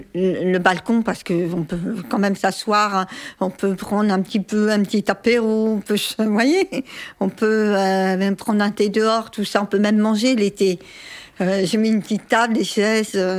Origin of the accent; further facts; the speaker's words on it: Évry, Île-de-France, France; also born or lived in Paris; c'est ma grand-mère qui m'a élevée pendant des années, pendant dix ans à Évry